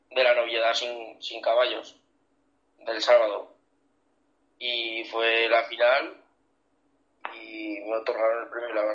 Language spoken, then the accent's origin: Spanish; Zaragoza, Aragon, Spain; Fue en mi tierra, en Zaragoza